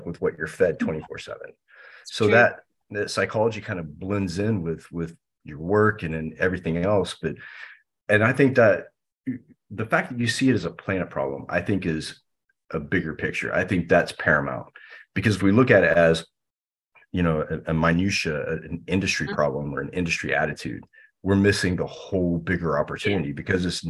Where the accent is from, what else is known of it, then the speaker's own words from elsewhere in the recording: United States; especially as an American, you know, living in the US